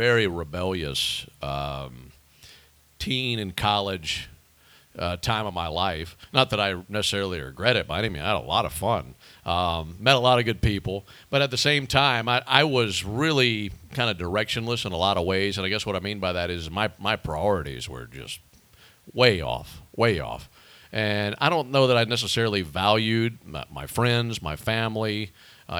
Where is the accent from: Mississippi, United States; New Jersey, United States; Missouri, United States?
Mississippi, United States; Pearl; The Mississippi Braves had been there since 2005 in my hometown